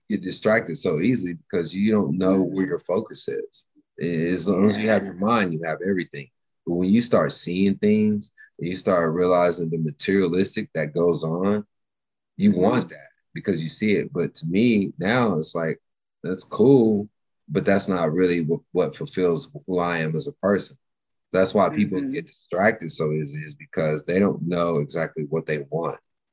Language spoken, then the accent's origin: English; Nashville, Tennessee, United States; also born or lived in Texas / California / Dallas; now in Los Angeles, United States; I was born in Texas. I grew up in Nashville, and then lived in California, and then I spent 20 years here in Dallas